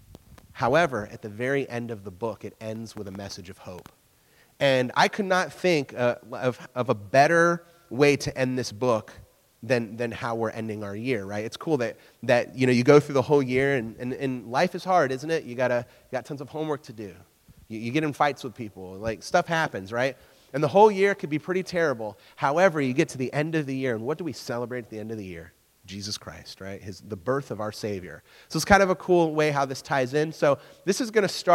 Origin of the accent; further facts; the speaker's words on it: North Carolina, United States; moved away as an adult; now in Ohio, United States; I'm from North Carolina, and so North Carolina, you never have snow, ever